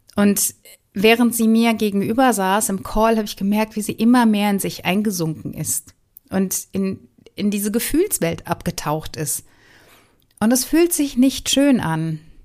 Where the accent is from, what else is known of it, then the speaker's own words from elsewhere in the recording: Wuppertal, North Rhine-Westphalia, Germany; Ich bin ja in Wuppertal groß geworden.